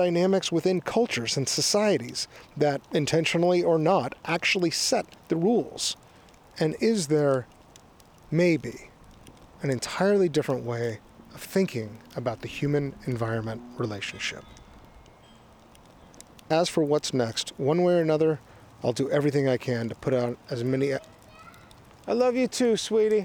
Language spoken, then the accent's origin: English; Austin, Texas, United States; moved away; also born or lived in Bay Area, California; in late 2017, I moved to my hometown of Austin, Texas, which is where I am now